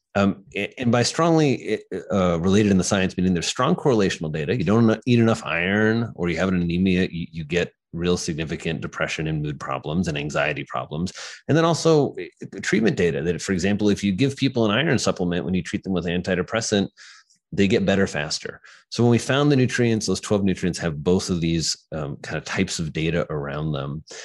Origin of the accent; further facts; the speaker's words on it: Indiana, United States; moved away as an adult; now in New York City, United States; I'm, I'm, from a farm in Indiana. So I grew up in Indiana